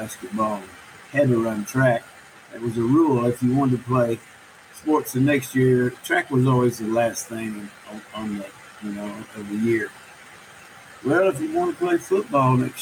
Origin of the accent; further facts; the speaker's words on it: Itasca, Texas, United States; I didn't grow up on a farm, but I grew up in Itasca, which is a rural farming community